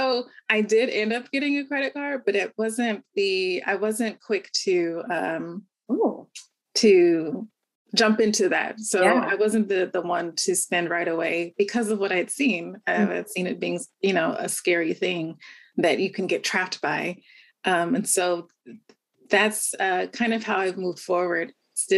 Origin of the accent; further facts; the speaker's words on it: Southern California, United States; also born or lived in Bay Area; Born and raised in Southern California, to a very large family